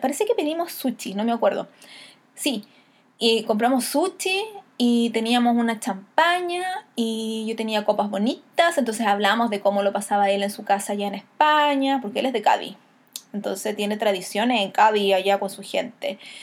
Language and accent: Spanish; Chile; tradiciones de nosotros como chilenos